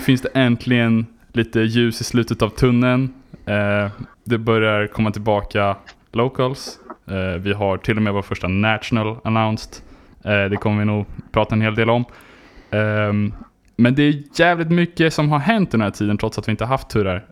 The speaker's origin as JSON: {"language": "Swedish", "region": "Skåne", "country": "Sweden", "said": "jag är …, beachman från Skåne."}